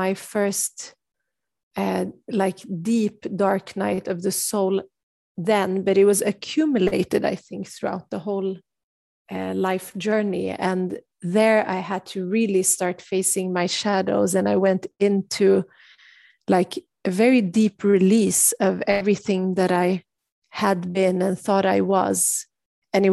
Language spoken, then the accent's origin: English; Sweden; growing up in Sweden